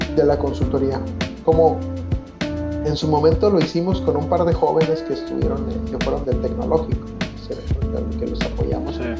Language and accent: Spanish; Mexico; sociedad mexicana.